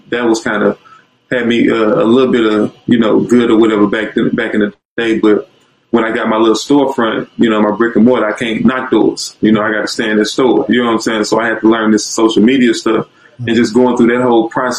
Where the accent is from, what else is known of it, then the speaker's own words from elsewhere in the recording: East St. Louis, Illinois, United States; I'm from East St. Louis, specifically